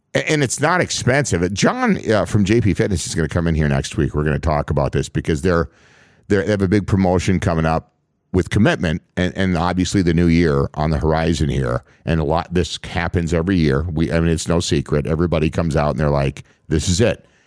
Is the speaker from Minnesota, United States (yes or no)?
yes; Minnesota, United States; I grew up, born and raised in Minnesota